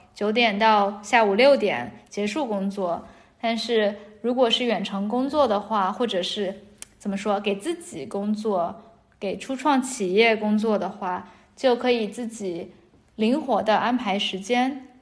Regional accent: Shanghai, China; moved away as an adult; also born or lived in Beijing / Nairobi / Paris; 我是一个在大城市里长大的人嗯。因为我在，我是从，呃，上海来的，呃，然后我的大学是在北京念的，所以我在北京生活了四年之后在内罗毕，内罗毕也算是一个挺大的城市。后来在巴黎住了六个月

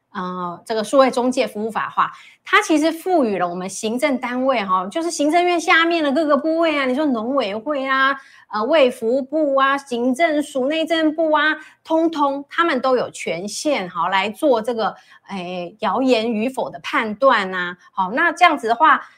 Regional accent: Taiwan; 我们台湾人

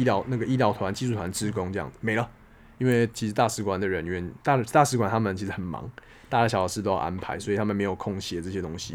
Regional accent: Taiwan; 我是台湾来的那个

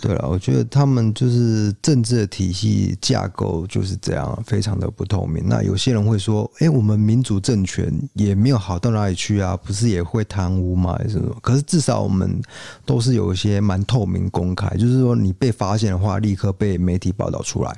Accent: Taiwan; 可能就是等于是我们台湾人对于总统府是闹鬼这样。

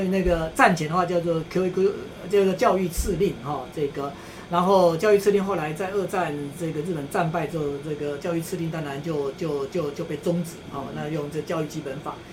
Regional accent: Taiwan; 我们台湾人

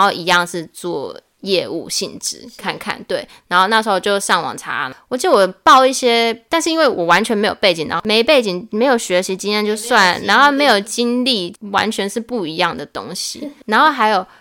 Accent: Hsinchu, Taiwan; moved away as an adult; also born or lived in Tucheng, New Taipei; 因为我跟我老公就是我们房子买在土城，但后来就是计划有变，是希望可以回新竹生活

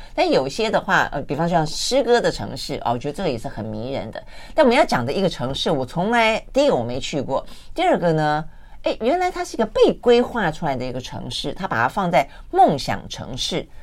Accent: Taiwan; 所以我们台湾人训练过后都很勇敢的

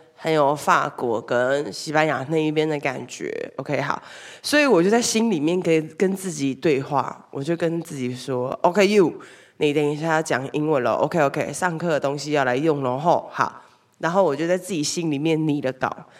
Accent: Taiwan; 而且还有我们台湾人链接待客人的那个口音

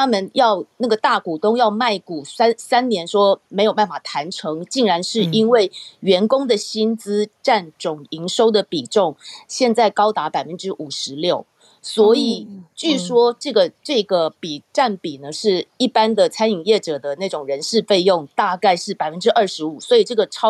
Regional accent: Taipei, Taiwan; now in Los Angeles, United States; 我还记得我小时候在那个信义路四段那个窄窄的小楼梯走上去的那个时代的鼎泰丰，

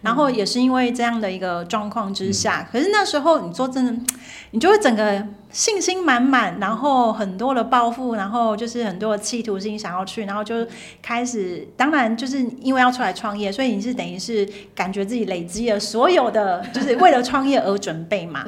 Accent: Taiwan; 因为我们从小在台湾的

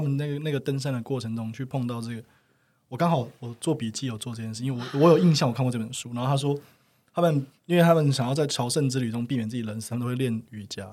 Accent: Taichung, Taiwan; 我是台中人嘛

